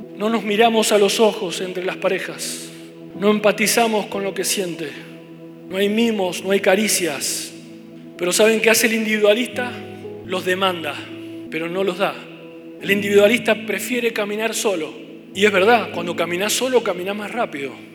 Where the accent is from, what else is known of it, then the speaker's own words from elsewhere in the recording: Mendoza, Argentina; como mendocinos